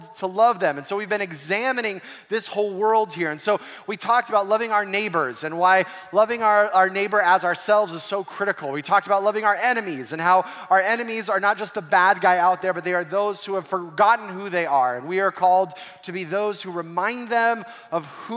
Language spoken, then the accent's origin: English; Southern California, United States; growing up in Southern California